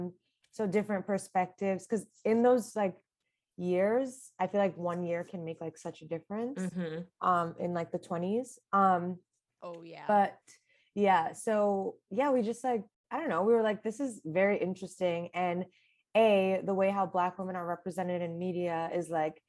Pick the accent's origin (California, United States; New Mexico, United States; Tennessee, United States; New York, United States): New York, United States; New York City; I'm from Flatbush, Brooklyn